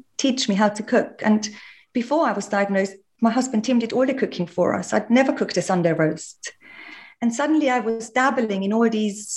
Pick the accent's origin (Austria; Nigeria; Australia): Austria; all the yummy things I was raised on in Austria